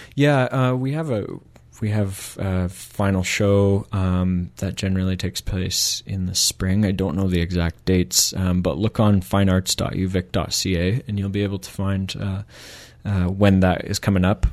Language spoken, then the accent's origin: English; Michigan, United States; moved away as an adult; now in Victoria, Canada; I'm from Michigan originally